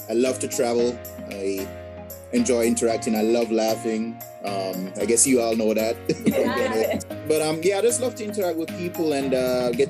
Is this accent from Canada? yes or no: no; Jamaica; now in United States; I grew up in Jamaica. Uh, left Jamaica in uh, 2007 and moved to the states.